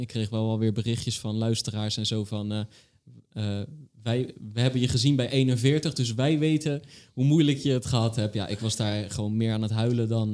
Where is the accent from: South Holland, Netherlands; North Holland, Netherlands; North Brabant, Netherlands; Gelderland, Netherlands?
South Holland, Netherlands; Rotterdam; ik ben een Rotterdammer